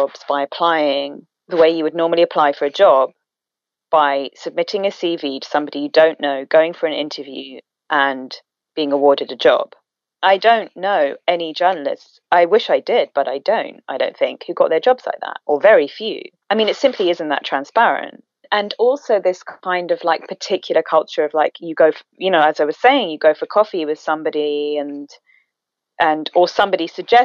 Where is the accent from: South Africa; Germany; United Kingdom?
United Kingdom; England; I grew up in England, non-white